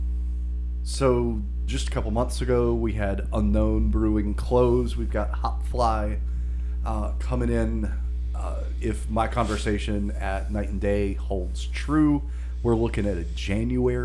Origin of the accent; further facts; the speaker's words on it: Hickory, North Carolina, United States; now in Charlotte, United States; Hickory, my hometown